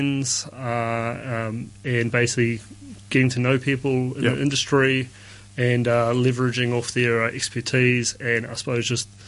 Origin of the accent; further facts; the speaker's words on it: New Zealand; moved away as an adult; now in Hong Kong; I'm from New Zealand